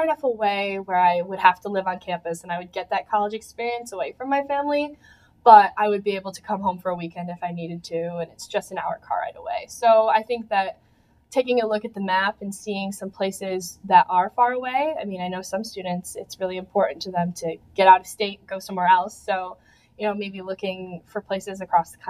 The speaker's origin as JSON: {"language": "English", "town": "Churchville", "region": "New York", "country": "United States", "said": "I'm from Churchville, which is a suburb of Rochester, just about an hour car ride away"}